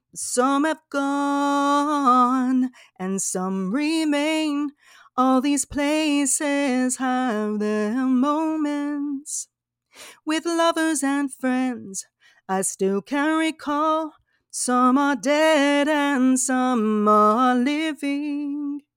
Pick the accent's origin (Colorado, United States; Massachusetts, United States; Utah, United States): Utah, United States; Salt Lake City; I was born in Salt Lake City, Utah